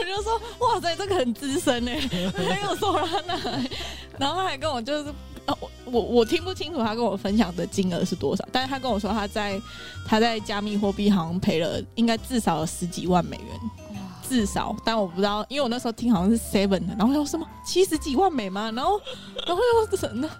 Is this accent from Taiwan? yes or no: yes; Taiwan; 我们台湾人